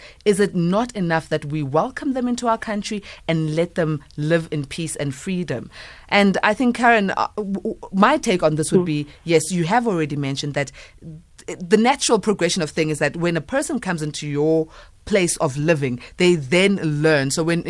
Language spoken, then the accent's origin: English; South Africa; we ourselves as South Africans are still battling with understanding each other's languages and therefore each other's cultures